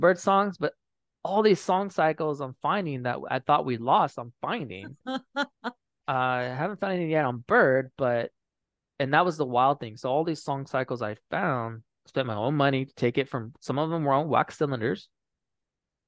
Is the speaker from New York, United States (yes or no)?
no; San Pasqual, California, United States; I'm from San Pasqual